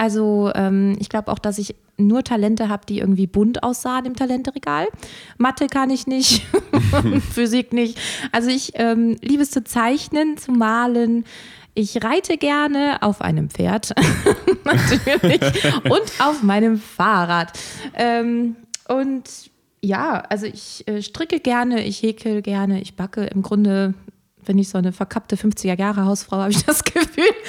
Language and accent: German; Krefeld, North Rhine-Westphalia, Germany; in Krefeld, in der Stadt, wo ich aufgewachsen bin